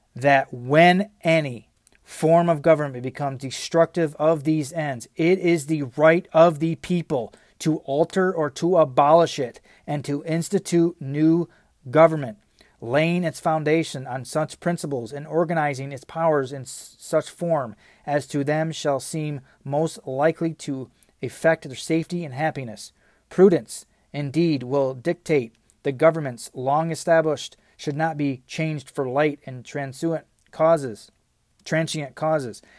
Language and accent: English; United States; we as Americans